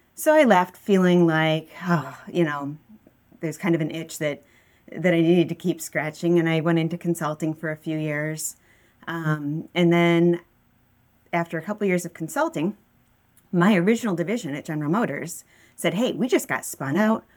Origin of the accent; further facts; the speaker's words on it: West Bloomfield, Michigan, United States; I grew up in West Bloomfield